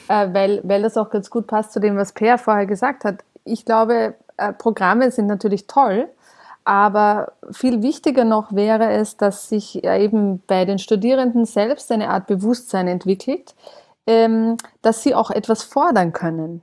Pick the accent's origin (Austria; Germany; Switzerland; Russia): Austria; in meinem Heimatland Österreich